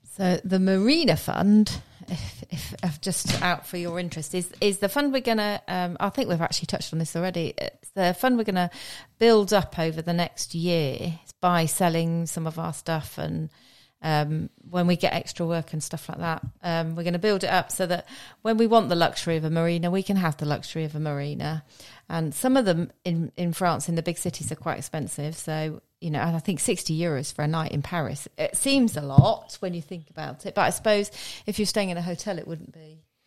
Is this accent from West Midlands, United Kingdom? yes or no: no; Witney, South East England, United Kingdom; moved away as an adult; I was born in Oxford and brought up in a small village near Whitney, uh, in Oxfordshire.